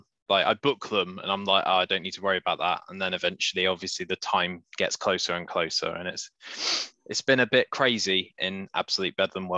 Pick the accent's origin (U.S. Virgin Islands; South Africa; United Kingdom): United Kingdom; we're British